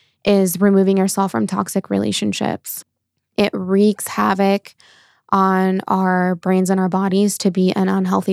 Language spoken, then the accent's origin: English; Norco, California, United States; So I was born and raised in Norco, California, which is like in the Corona area. So I've been in Southern California my whole life